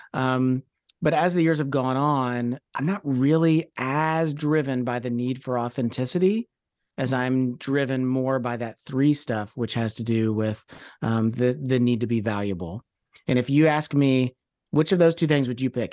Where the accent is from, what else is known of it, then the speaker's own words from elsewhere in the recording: Louisville, Kentucky, United States; moved away as an adult; also born or lived in Oakland, California; born and raised in Louisville, uh, out of high school, moved out to Oakland, California